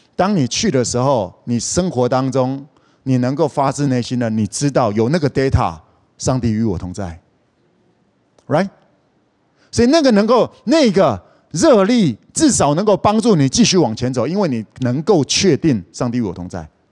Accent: Kaohsiung, Taiwan; moved away; 我是高雄人

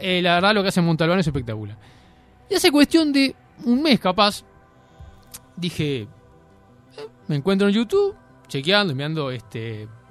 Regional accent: Uruguay; nosotros como uruguayos

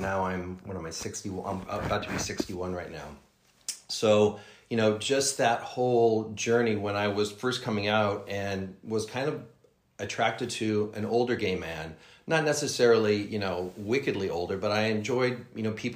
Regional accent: Danville, California, United States; also born or lived in Oakland; I was raised in the East Bay of the Bay Area in a town called Danville, nice suburban town

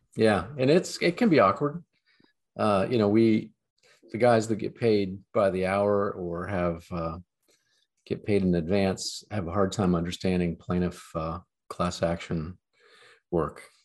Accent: London, Ohio, United States; now in Columbus, United States; a small town called London, seven thousand people in the middle of the Corn Belt

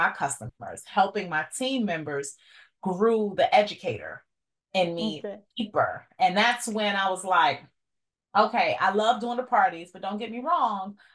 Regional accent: New York, United States; I'm from New York.

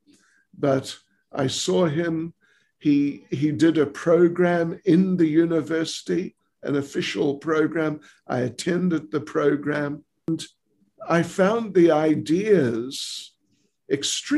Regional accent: New Zealand; moved away as an adult; now in South Africa; I was born and raised in New Zealand

